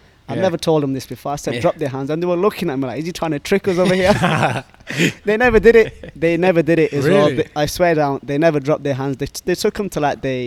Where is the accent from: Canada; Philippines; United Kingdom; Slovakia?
United Kingdom; Sheffield, Yorkshire and the Humber; moved away as an adult; now in Dubai, United Arab Emirates; I was born and bred in Sheffield, England